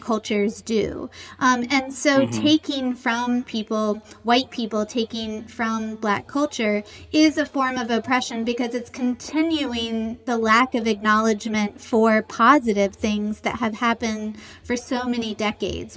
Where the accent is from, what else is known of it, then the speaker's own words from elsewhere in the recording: the South, United States; I grew up in the South